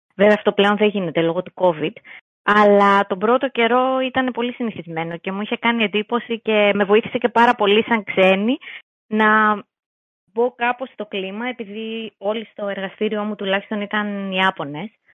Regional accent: Greece; εμείς σαν Έλληνες

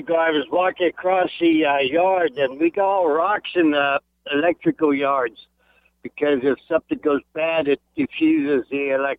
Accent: Santa Clarita, California, United States; In the valley in Santa Clarita.

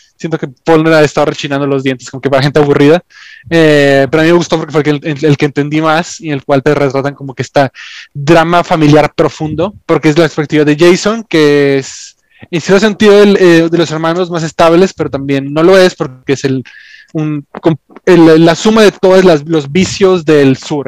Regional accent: Mexico

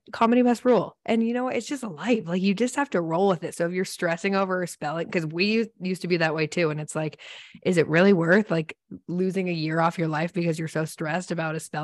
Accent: Seattle, Washington, United States; I grew up in Seattle

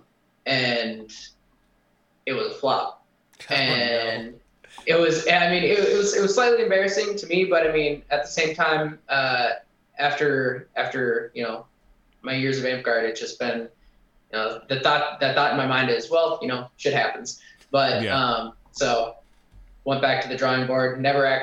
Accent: Wisconsin, United States; I grew up in Wisconsin, so I was drinking at 13

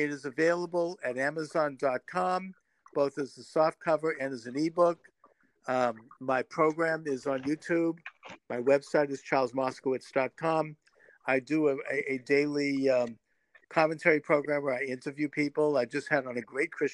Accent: United States; I'm an American

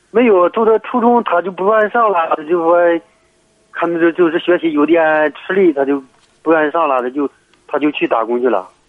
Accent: Heze, Shandong, China; 我是菏泽的。

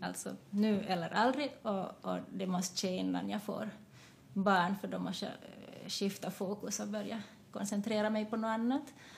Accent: Jakobstad, Ostrobothnia, Finland; moved away as an adult; also born or lived in Taiwan / Vaasa; now in Espoo, Finland; jag kom till Finland när jag var ett år och jag har också en adopterad syster från, från Taiwan. Vi kom hit samtidigt och jag har växt upp i Jakobstad

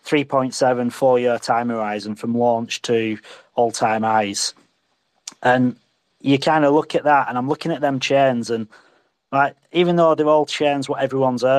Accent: England, United Kingdom; now in Alkimos, Australia; I'm an Englishman in Australia

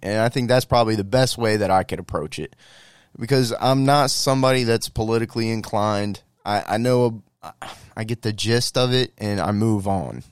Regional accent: United States; we as the American people

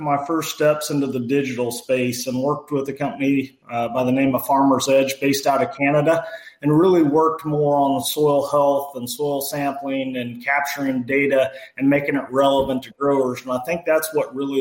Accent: Mason County, Illinois, United States; grew up on a family farm. Our family still farms up north of Springfield, Illinois in Mason County

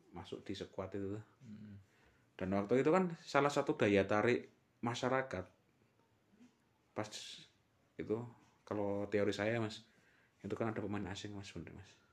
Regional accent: Temanggung, Central Java, Indonesia; kota kelahiran kita ini

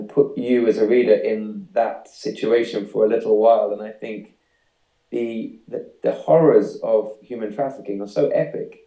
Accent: the Fens, east of England, United Kingdom; it's where I grew up. It's the east of England, so it's kind of reclaimed land

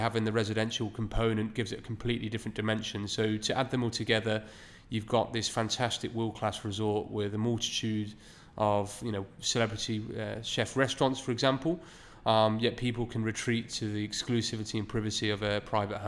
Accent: United Kingdom; now in Dubai, United Arab Emirates; myself being British

